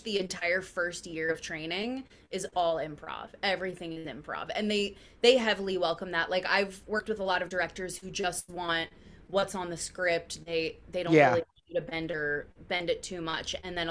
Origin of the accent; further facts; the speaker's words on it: outside of Philadelphia, Pennsylvania, United States; now in New York, United States; I grew up outside of Philly